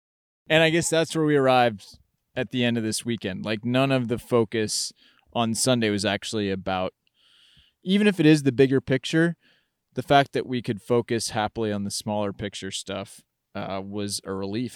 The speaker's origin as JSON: {"language": "English", "region": "Massachusetts", "country": "United States", "tie": "born or raised there", "said": "I grew up in Massachusetts, um, was born in 91."}